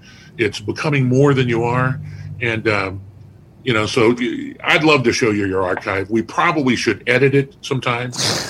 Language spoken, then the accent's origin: English; Newport Beach, Irvine, California, United States; moved away as an adult; now in Ohio, United States; we're from Newport Beach, Irvine, California.